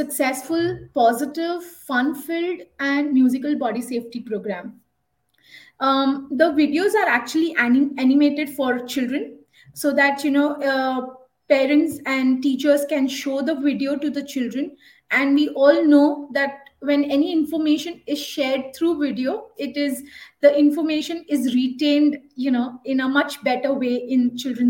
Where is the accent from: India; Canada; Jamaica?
India; I am from India, one of the most colorful and cultural country, and I am based in Bangalore